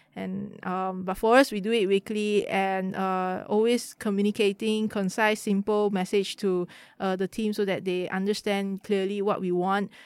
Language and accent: English; Kuala Lumpur, Malaysia; I grew up in K L.